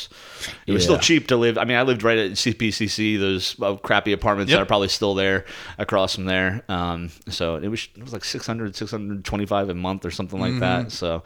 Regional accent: outside of Philadelphia, Pennsylvania, United States; moved away; growing up outside of Philadelphia

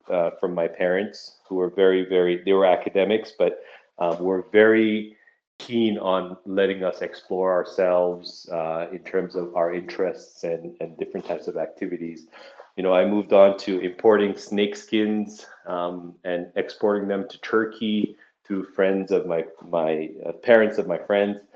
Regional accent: Saudi Arabia; also born or lived in Nigeria; I was born in in West Africa in Nigeria, um, and uh, my parents moved us to Saudi Arabia when I was six years old. So spent my formative years there

